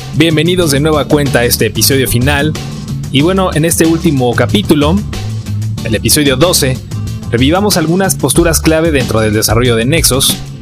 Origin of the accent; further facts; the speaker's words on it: Mexico; revalorarnos como mexicanos